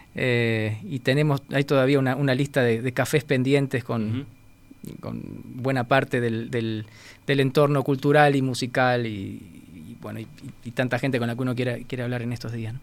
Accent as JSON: {"language": "Spanish", "country": "Uruguay", "said": "Yo soy un director uruguayo. Quiero dirigir en Uruguay"}